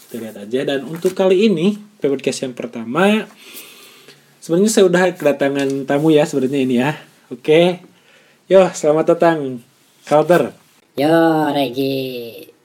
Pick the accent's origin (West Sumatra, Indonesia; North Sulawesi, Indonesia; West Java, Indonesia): West Java, Indonesia; Majalengka; moved away as an adult; also born or lived in Bandung; saya lahir di sana di Majalengka dan besar di sana sampai SMA. Setelah SMA baru saya pergi ke Bandung untuk melanjutkan kuliah ya